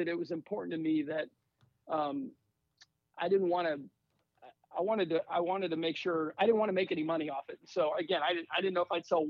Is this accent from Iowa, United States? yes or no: no; Northern Virginia, United States; moved away as an adult; also born or lived in Germany; now in Charlotte, United States; I grew up in Northern Virginia.